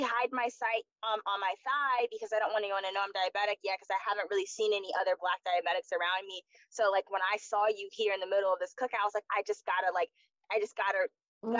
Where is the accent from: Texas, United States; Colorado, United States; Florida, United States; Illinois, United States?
Florida, United States; moved away; also born or lived in DMV (Washington metropolitan area); I'm from Florida